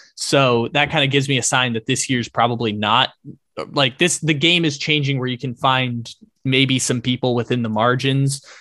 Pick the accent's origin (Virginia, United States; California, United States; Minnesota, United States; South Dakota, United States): California, United States; San Diego; I grew up in San Diego